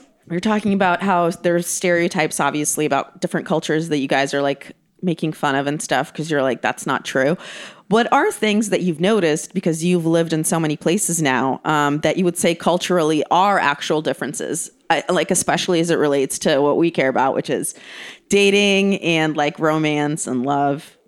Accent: Ukraine; first language Russian; English is a second language; now in United States; I'm from Ukraine

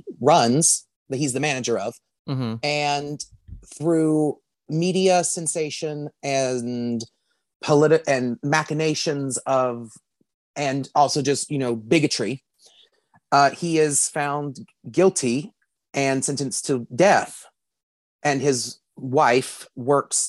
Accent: Rome, Georgia, United States; born or raised there

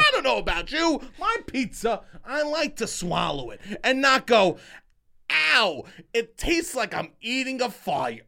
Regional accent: New York, United States; I'm from New York. I grew up on pizza

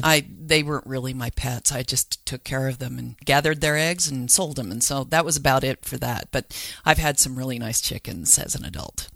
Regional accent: Salt Lake City, Utah, United States; I grew up in Salt Lake, and I think we were the first backyard chicken keepers because we were down in Holiday

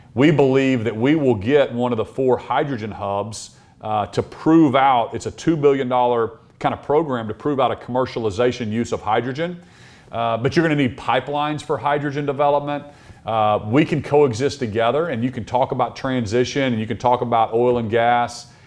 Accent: Norman, Oklahoma, United States; also born or lived in Stillwater, Oklahoma; I grew up in Norman, Oklahoma, where the University of Oklahoma is

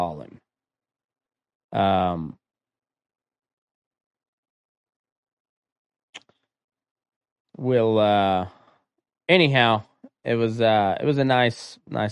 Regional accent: Southeast Colorado, United States; I'm from Southeast Colorado

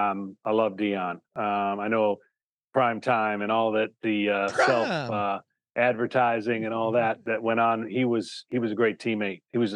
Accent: Michigan, United States; Well, you know, growing up in Michigan, the seasons change sports.

